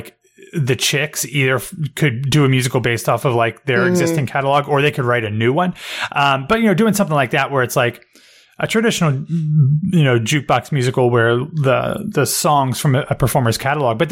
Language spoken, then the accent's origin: English; Ohio, United States; I grew up in Ohio